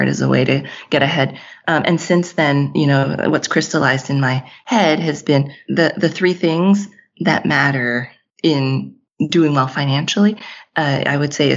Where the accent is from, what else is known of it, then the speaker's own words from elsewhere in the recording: Texas, United States; moved away as an adult; In 2019, we moved back home. I'm from Texas. We moved back to Texas